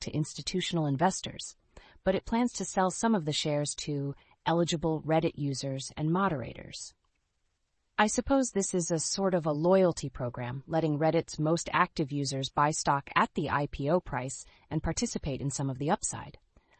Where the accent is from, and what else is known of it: Canada